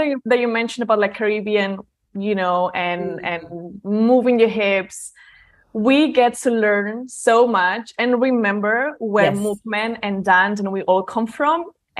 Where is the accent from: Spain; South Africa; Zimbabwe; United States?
Spain; Barcelona, Catalonia; born there; also born or lived in London; Like, I was born in Barcelona, moved to London, so big city.